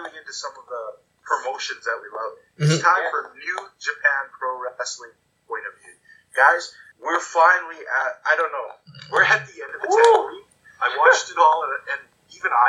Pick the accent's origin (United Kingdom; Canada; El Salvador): Canada; Calgary, Alberta; growing up in the Stampede area